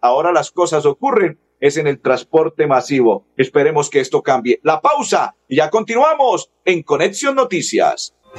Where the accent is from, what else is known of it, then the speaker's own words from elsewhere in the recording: Colombia; como colombiano